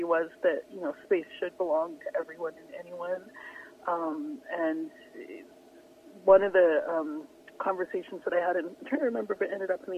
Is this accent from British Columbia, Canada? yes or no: yes; Vancouver Island, British Columbia, Canada; now in Vancouver, Canada; I grew up on Vancouver Island